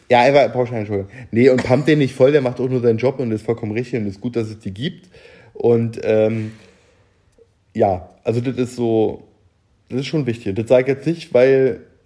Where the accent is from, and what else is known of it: East Germany, Germany